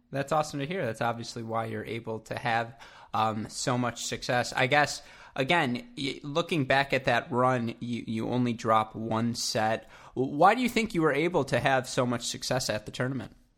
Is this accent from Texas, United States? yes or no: no; Southeast Michigan, United States; I'm from Southeast Michigan